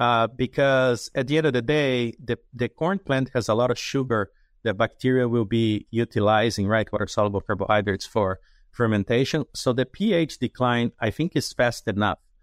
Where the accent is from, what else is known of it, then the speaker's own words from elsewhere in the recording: Jundiaí, São Paulo, Brazil; moved away; my hometown in Jundiaí is about forty or fifty miles from São Paulo City